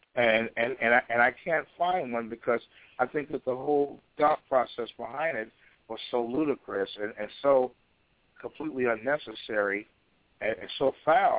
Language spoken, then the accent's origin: English; Chicago, Illinois, United States; I was raised in Chicago, directly under Elijah Muhammad